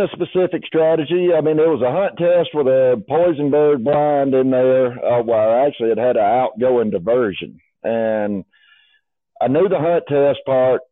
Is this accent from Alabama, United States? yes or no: yes; Union Springs, Alabama, United States; I grew up in Union Springs, Alabama